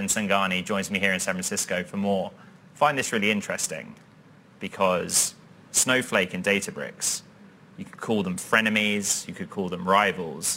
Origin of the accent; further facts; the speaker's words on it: London, United Kingdom; moved away; my old stomping ground, my hometown